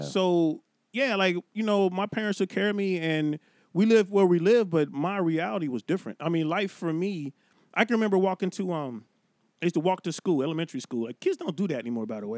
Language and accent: English; Cincinnati, Ohio, United States; moved away as an adult; now in California, United States; I grew up in Cincinnati, Ohio.